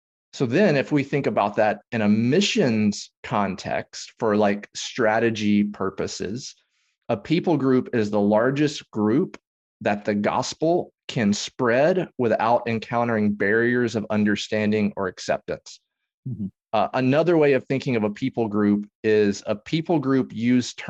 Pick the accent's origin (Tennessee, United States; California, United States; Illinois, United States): Tennessee, United States; now in Dallas-Fort Worth, United States; I grew up in Tennessee